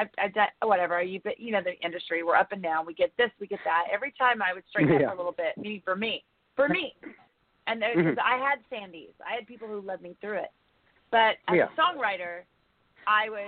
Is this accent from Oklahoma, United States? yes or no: yes; Oklahoma, United States; moved away as an adult; also born or lived in Texas / California / Los Angeles; I came from Oklahoma